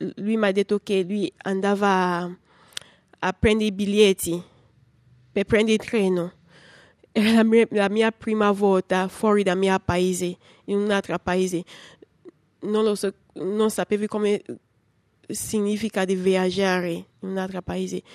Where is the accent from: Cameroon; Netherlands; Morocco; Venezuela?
Cameroon; Italian is a second language; moved away as an adult; now in Rome, Italy; Ho ventisette anni. Vengo da Cameron e sono qua in Italia da tre anni.